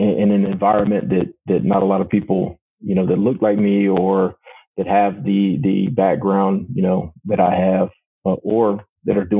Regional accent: Danville, Virginia, United States; also born or lived in Newport News, Virginia; we moved to Danville, Virginia, my mother and I, and that's where I grew up

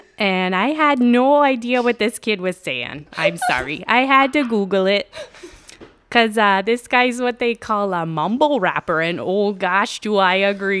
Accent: Badger, Minnesota, United States; now in Bemidji, United States; Now, I'm originally from Badger.

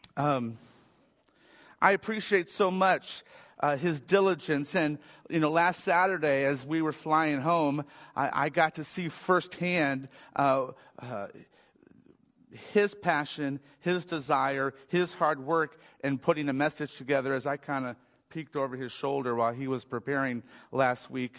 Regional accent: Michigan, United States; I grew up in Michigan

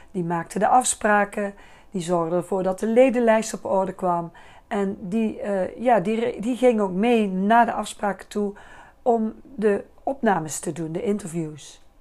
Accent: Bakel, North Brabant, Netherlands; now in Liessel, Netherlands; Ik woon al 34 jaar in Liesel. Ik kom uit Bakel.

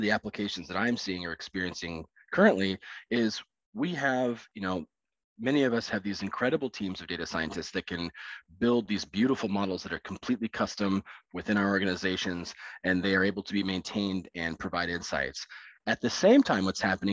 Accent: Alaska, United States; I had the pleasure of growing up in Alaska, no choice of my own. My parents were there, and that's where I was born

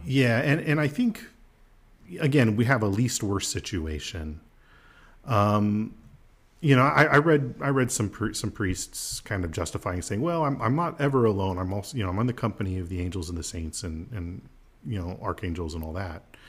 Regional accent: United States; I'm an American

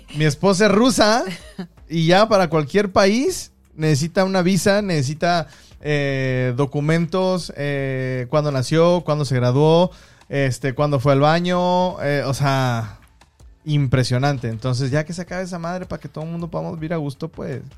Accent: Mexico; also born or lived in Guangdong, China; now in China; soy mexicano.

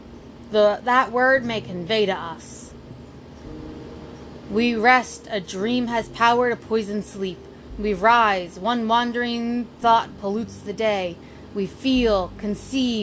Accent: United States; I'm American.

